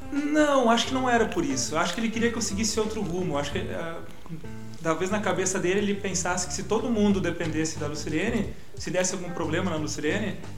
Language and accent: Portuguese; Gramado, Rio Grande do Sul, Brazil; nasci em Gramado, cresci em Gramado, natural daqui.